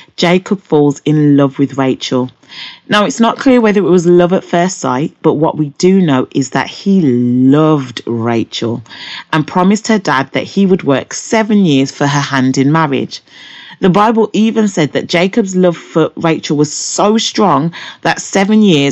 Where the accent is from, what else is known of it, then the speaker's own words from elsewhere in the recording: Birmingham, West Midlands, United Kingdom; I'm from Birmingham, England.